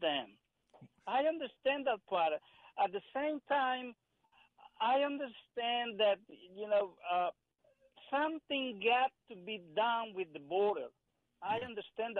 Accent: El Salvador; English is a second language; now in Dumfries, United States; I am from El Salvador

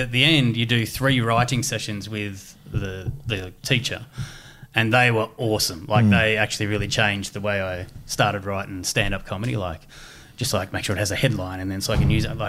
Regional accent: Australia; I'm from Australia

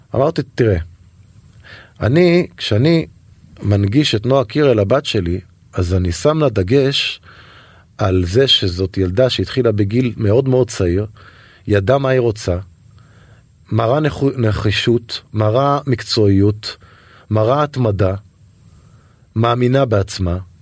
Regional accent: Netanya, Central District, Israel; גדלתי בנתניה

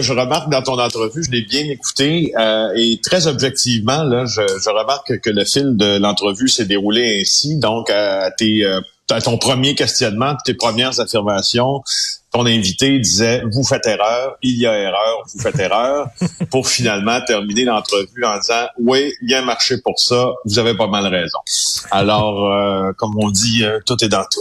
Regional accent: Ville-Marie, Quebec, Canada; parlons d'Abitibi-Témiscamingue parce que c'est là où c'est là où ça se passe, qui, est ma région natale

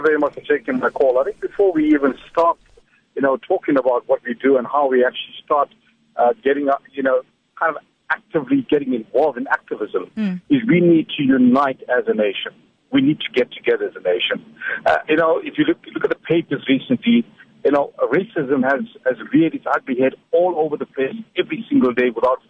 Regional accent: South Africa; as South Africans, we need to understand we are South Africans.

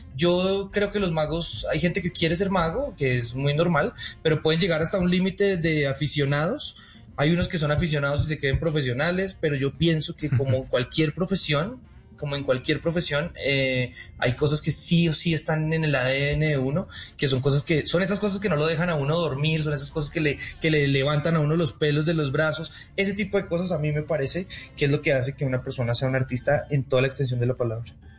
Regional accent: Colombia; also born or lived in Las Vegas, United States / Argentina; Aquí en Colombia existe. Yo estudié en esa escuela

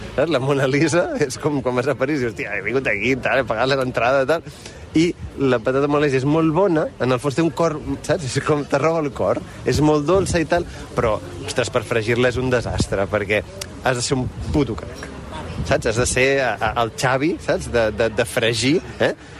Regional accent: Catalonia, Spain; som catalans

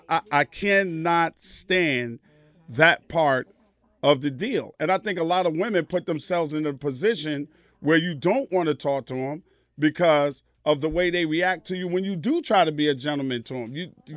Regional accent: New York, United States; I'm from New York.

